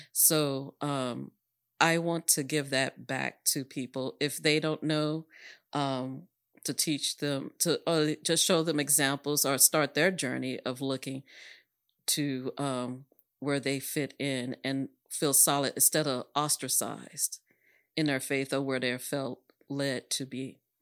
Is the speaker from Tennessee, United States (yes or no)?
no; Dallas, Texas, United States; I grew up in Oak Cliff, obviously, and that's mixed